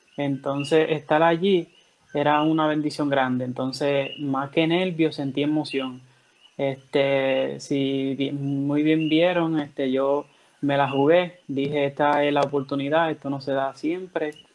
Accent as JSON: {"language": "Spanish", "country": "Dominican Republic", "moved": "yes", "lives_now": "Orocovis, Puerto Rico", "said": "yo soy de República Dominicana y resido en Orocovi, Puerto Rico"}